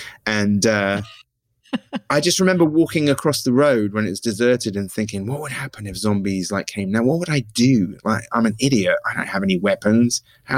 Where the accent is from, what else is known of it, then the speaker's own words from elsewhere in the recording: Somerset, South West England, United Kingdom; moved away as an adult; now in London, United Kingdom; growing up in Somerset and it being sleepy and bucolic.